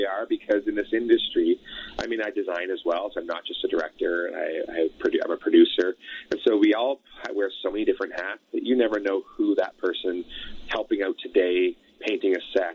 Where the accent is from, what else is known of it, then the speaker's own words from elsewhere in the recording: Elliot Lake, Ontario, Canada; also born or lived in Sudbury, Ontario; now in Alberta, Canada; I grew up in Northern Ontario. My family is all from Sudbury, born in Sudbury. raised in Elliott Lake, so just a few hours west of Sudbury there.